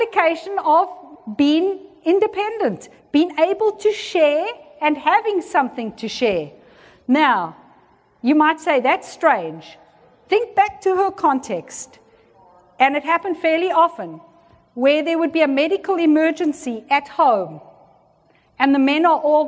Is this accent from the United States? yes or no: no; South Africa; I was born in South Africa and I grew up in South Africa at the height of apartheid.